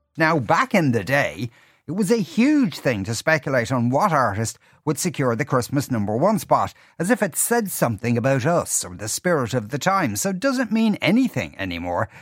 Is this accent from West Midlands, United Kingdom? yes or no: yes; near Birmingham, West Midlands, United Kingdom; now in Ireland; I grew up in England in the nineteen eighties